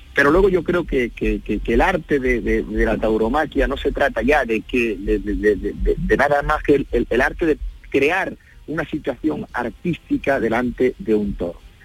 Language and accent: Spanish; Andalusia, Spain; Primero que son los andaluces, eh, es, mi tierra, ¿no? Eh, es mi gente